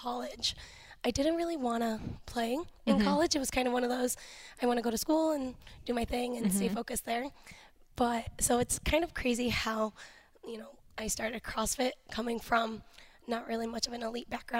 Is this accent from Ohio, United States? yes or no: yes; Cleveland, Ohio, United States; also born or lived in Youngstown, Ohio / Boardman, Ohio; I grew up, well, I'm born here in Cleveland. I ended up moving out to Youngstown. I lived in Boardman for a couple years. And then moved back here.